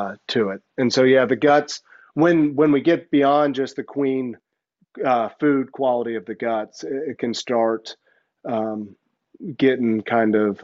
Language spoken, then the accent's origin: English; the South, United States; moved away as an adult; also born or lived in New Jersey; I'm a boy from the South.